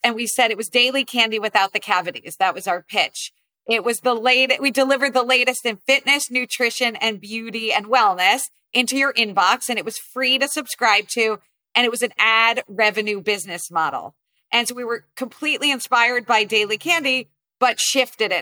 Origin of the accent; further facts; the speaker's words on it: New Jersey, United States; I grew up primarily in New Jersey